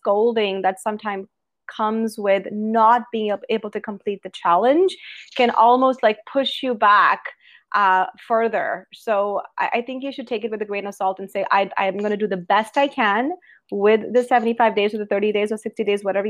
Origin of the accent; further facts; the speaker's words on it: Alberta, Canada; also born or lived in British Columbia; I'm from Alberta, Canada, and I have spent my whole life in public health and infectious diseases